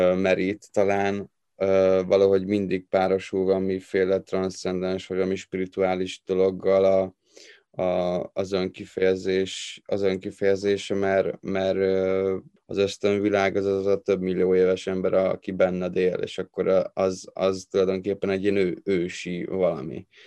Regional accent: Tatabánya, Komárom-Esztergom, Hungary; én Tatabányáról vagyok valósi, vagy oda születtem

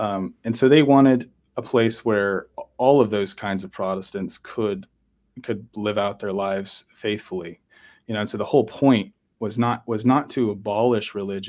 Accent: Miami, Florida, United States; born there; also born or lived in Latin America; I'm North America. I was born in Miami, Florida. I'm an American citizen.

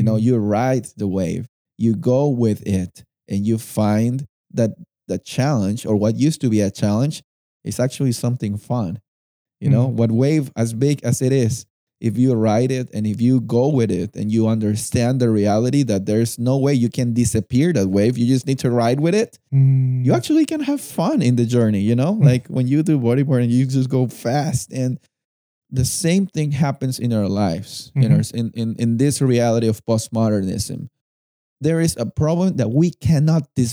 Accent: Lima, Peru; I was born and raised in Lima, and we live in the coast.

